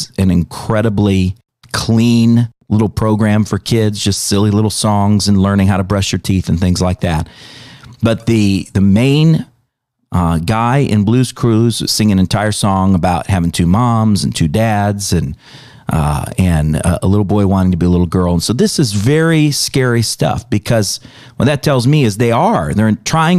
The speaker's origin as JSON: {"language": "English", "country": "United States", "said": "as an American"}